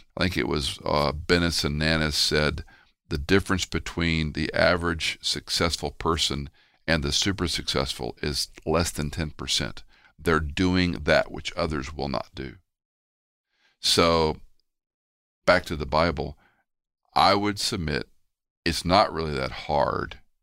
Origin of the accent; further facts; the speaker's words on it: Houston, Texas, United States; moved away; also born or lived in Atlanta; I used to go back to Houston, where I grew up mostly, I was born in Atlanta